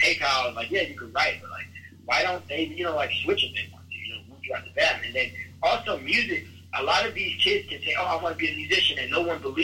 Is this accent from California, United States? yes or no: no; Chicago, Illinois, United States; I was raised around these places. I'm from South Side Chicago